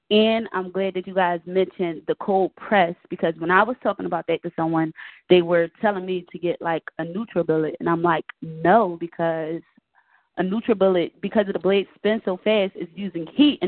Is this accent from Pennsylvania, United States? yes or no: yes; Philadelphia, Pennsylvania, United States; now in Decatur, United States